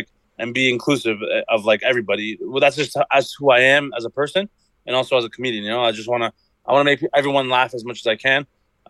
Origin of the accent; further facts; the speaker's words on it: Toronto, Ontario, Canada; You know, like I grew up in Toronto. It's a melting pot of diversity.